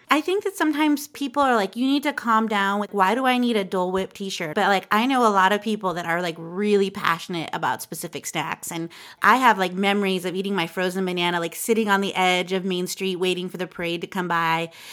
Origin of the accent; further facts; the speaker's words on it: Southern California, United States; I'm a Southern California kid, too. I grew up in SoCal